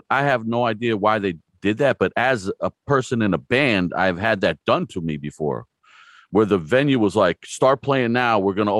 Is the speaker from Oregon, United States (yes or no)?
no; New Jersey, United States; now in Stroudsburg, United States; I'm actually from New Jersey myself, but I moved out here as a young guy. So this is my home now.